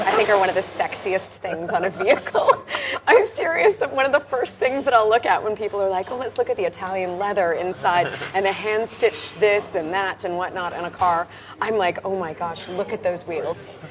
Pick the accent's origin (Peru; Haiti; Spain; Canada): Canada; I'm a Canadian with Scottish roots.